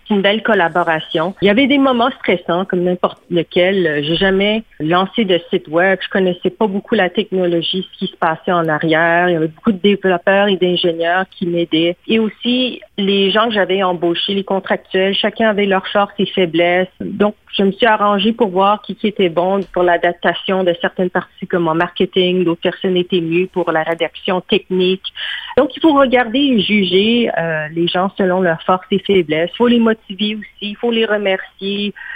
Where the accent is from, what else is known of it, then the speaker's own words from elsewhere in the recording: Montreal, Quebec, Canada; moved away as an adult; now in Toronto, Canada; j'ai grandi au Québec, que je parle français